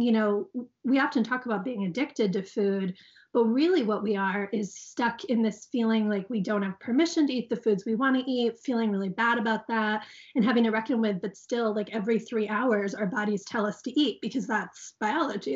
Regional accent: Guilford, Connecticut, United States; my hometown

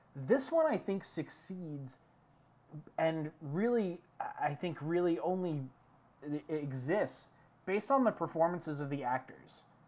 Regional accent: New York City, New York, United States; moved away; back in the city that never sleeps, my hometown, Uh, New York City

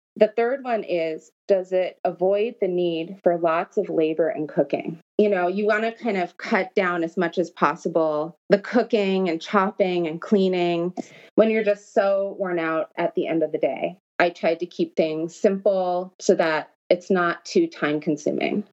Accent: Los Angeles, California, United States; I grew up in Los Angeles. That's where I'm originally from

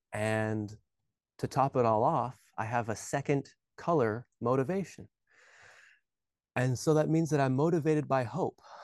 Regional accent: Alaska, United States; moved away as an adult; also born or lived in Hawaii; I was born and raised in Alaska

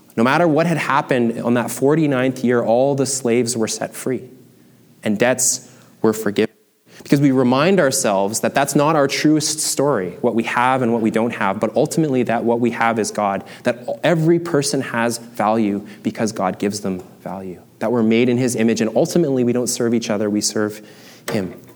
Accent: Canada; I am a Canadian, German, Chinese male

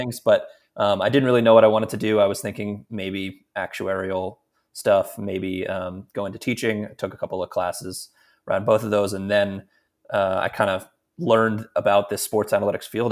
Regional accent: Philadelphia, Pennsylvania, United States; moved away; I'm from Philadelphia originally

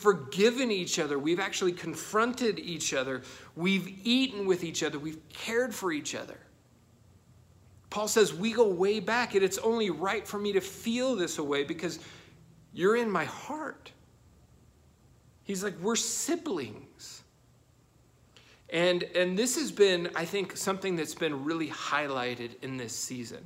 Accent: United States; us as Americans

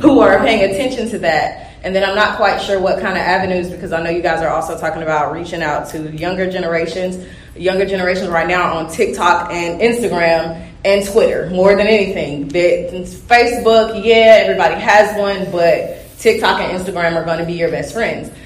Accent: Georgia, United States; I'm from the South anyway, Georgia, born and raised

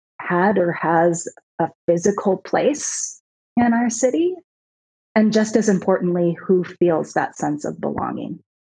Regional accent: Seattle, Washington, United States; My answer has always been, I'm from Seattle. My wife and I lived in DC for 7.5 years.

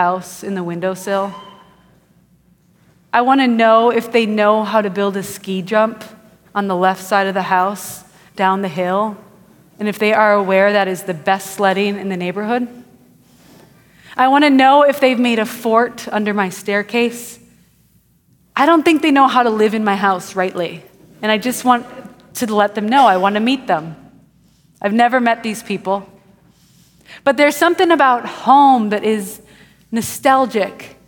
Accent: Wisconsin, United States; now in Houston, United States; I grew up in Wisconsin, and my family built a house when I was 3 years old. And I grew up in that house

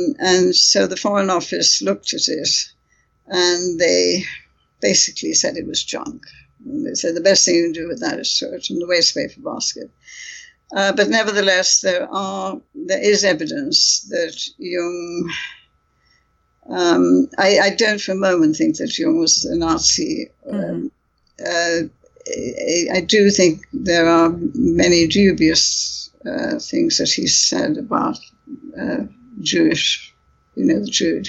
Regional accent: United Kingdom; I have strong feelings about this because I'm British Indian myself.

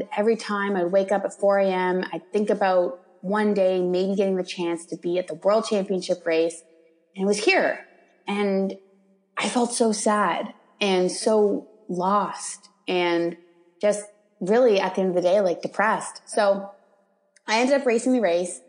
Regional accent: Toronto, Ontario, Canada; I'm from Toronto. I kind of live on the outskirts of Toronto in Canada.

